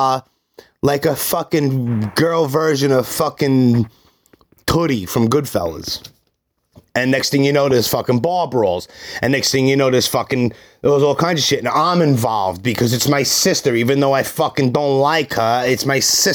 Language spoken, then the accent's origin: English; New York City, New York, United States; I'm from Brooklyn.